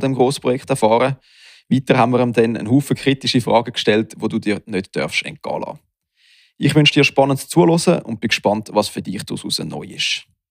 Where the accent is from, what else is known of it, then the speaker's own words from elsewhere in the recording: Switzerland; bei uns in der Schweiz